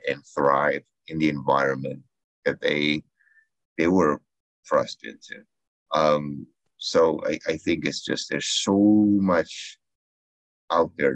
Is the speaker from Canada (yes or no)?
yes; Canada; as a Canadian